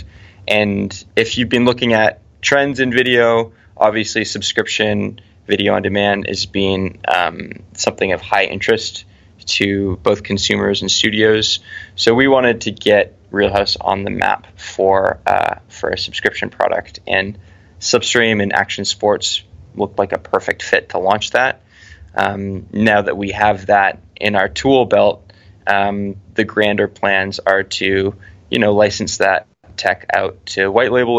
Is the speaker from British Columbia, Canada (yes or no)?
yes; Vancouver, British Columbia, Canada; we're all from Vancouver